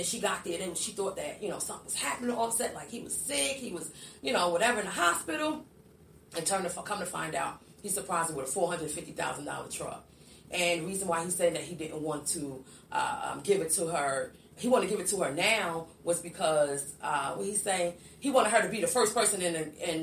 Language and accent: English; New Jersey, United States; moved away; also born or lived in Wilkes-Barre, Pennsylvania; I'm originally from New Jersey, but I lived in Pennsylvania, too